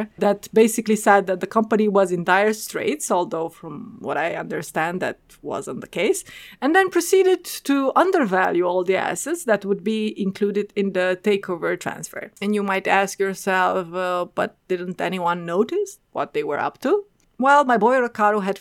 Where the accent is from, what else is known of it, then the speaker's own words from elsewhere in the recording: Oradea, Bihor County, Romania; a regional airline with its base in my hometown